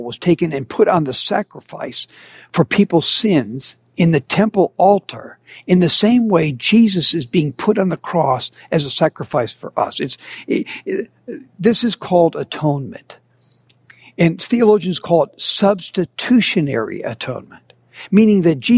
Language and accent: English; Minnesota, United States; I grew up in Minnesota